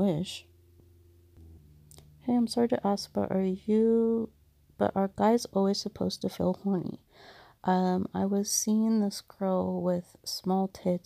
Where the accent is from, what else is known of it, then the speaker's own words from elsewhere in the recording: United States; because I'm an American